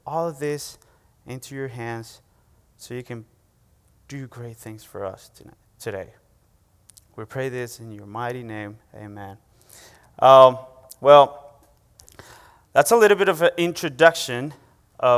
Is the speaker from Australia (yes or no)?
no; Venezuela; English is a second language; now in United States; excuse my accent. It's a great joy for me to say, hey, I was born and raised in Venezuela, and God brought me here to the States